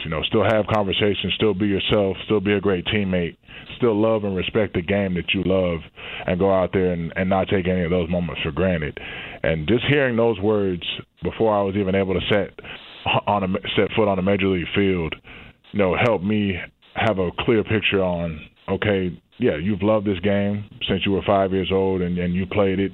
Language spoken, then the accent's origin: English; not far from Atlanta, Georgia, United States; Growing up in Georgia, not far from Atlanta.